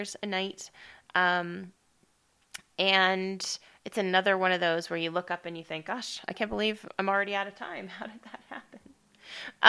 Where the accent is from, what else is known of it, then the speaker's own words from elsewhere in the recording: Estes Park, Colorado, United States; moved away; Estes Park is my hometown. That's where I grew up